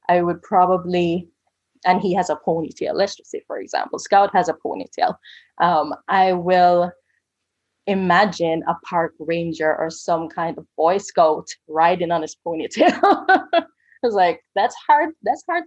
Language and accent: English; Jamaica; I'm Jamaican